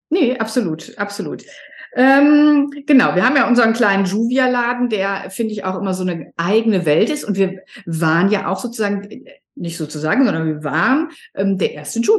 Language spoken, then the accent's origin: German; Sylt, Schleswig-Holstein, Germany; Ja, ich bin aus Sylt, es ist sieben Grad